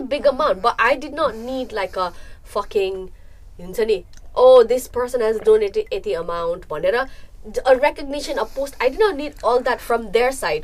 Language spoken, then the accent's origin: English; Nepal; moved away; We grew up in Nepal and we came here.